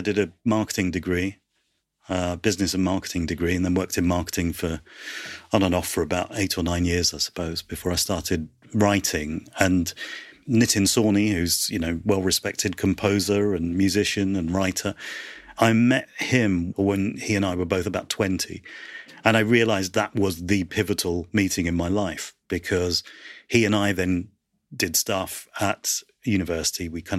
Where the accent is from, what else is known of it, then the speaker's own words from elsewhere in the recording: United Kingdom; there was nobody out there that represented our experiences of being British and Asian.